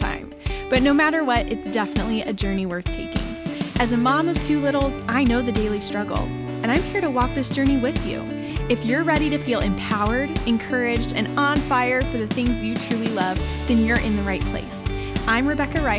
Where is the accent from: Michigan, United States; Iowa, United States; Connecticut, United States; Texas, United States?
Texas, United States; Dallas; now in Nashville, United States; I am also born and raised in Dallas. Now I'm in Nashville